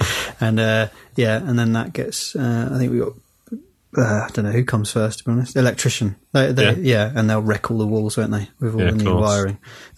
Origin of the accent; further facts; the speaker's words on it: Windsor, South East England, United Kingdom; I was brought up in Windsor